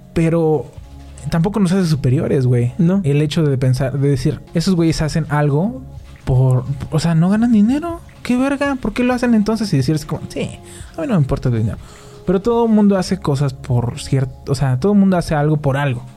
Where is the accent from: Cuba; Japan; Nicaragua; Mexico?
Mexico; nosotros tenemos como mexicanos